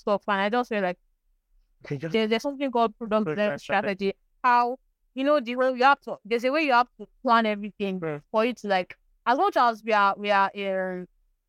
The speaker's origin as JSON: {"language": "English", "country": "Nigeria", "said": "I'm a Nigerian"}